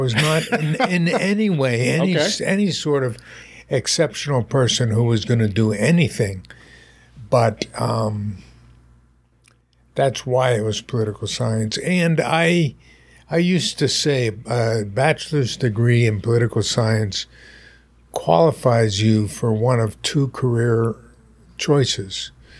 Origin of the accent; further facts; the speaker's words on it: Pennsylvania, United States; born there; also born or lived in Winnipeg, Canada / Maryland / New Jersey; So I was born in Pennsylvania, lived in Pennsylvania two or three times in my life, but moved about every 3 years, twice in Winnipeg, Canada, once in Maryland, once last in New Jersey.